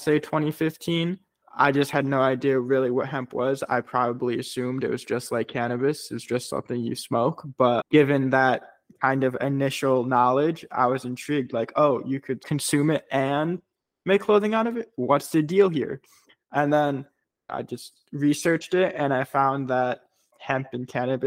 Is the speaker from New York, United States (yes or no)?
no; Chicago, Illinois, United States; I grew up in Chicago, very brutally cold in Chicago, especially in the wintertime